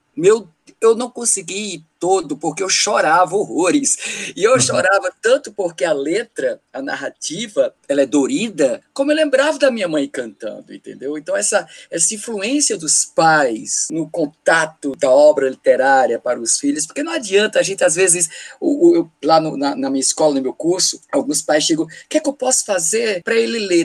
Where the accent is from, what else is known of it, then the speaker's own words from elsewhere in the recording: Campina Grande, Paraíba, Brazil; Eu sou de Campina Grande, interior da Paraíba